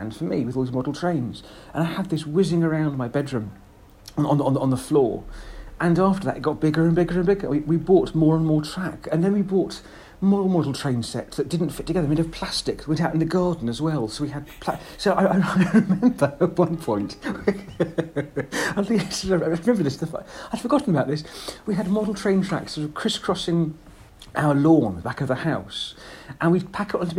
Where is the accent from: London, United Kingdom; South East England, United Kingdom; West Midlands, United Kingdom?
South East England, United Kingdom; South Buckinghamshire; I grew up in South Buckinghamshire